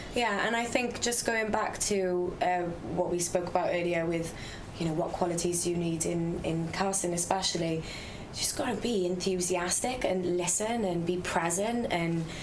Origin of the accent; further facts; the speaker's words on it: Wales, United Kingdom; we're all Welsh